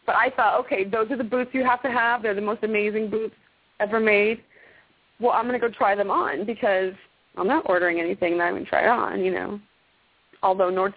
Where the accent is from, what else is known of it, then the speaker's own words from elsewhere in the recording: Arizona, United States; also born or lived in Okinawa; now in Texas, United States; I'm from Arizona